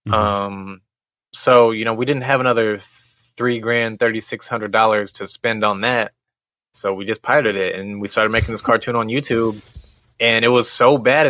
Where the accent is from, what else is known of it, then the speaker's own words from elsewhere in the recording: Missouri, United States; we're originally from Missouri. Yes. And we grew up like an hour and a half west of St. Louis, small town